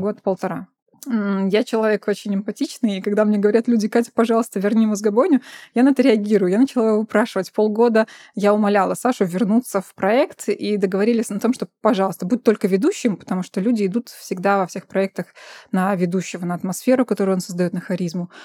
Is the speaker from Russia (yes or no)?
no; Belarus; moved away as an adult; now in Vilnius, Lithuania; сами родом из Беларуси